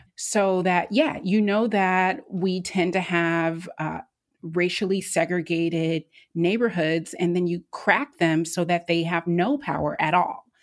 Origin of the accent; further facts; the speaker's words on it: North Carolina, United States; I'm from North Carolina